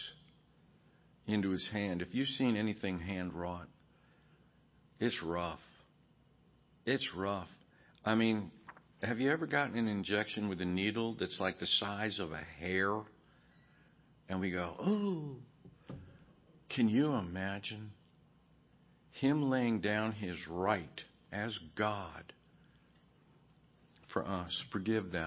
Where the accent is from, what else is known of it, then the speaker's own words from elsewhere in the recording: United States; As an American